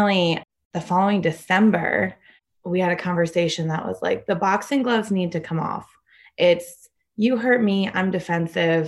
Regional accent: Connecticut, United States; moved away as an adult; also born or lived in Chicago; now in Denver, United States; I am originally from Connecticut, but I moved out to Chicago for my doctorate

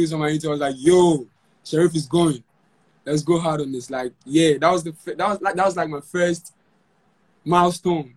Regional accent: Konongo, Ashanti, Ghana; my hometown, Konongo

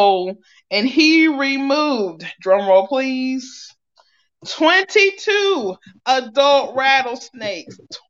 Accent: Ohio, United States; moved away; I'm from Ohio

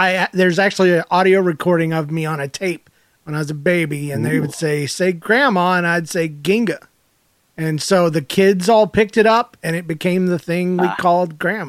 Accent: Georgia, United States; I'm from Georgia.

